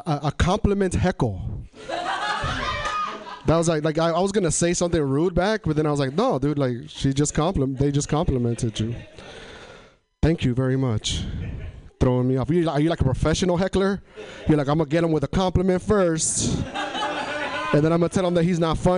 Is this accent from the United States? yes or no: yes; Tri-Cities, Washington, United States; moved away as an adult; now in Portland, United States; I'm from Eastern Washington, but I live in Portland now. I come from an area in Washington called Tri-Cities, Washington.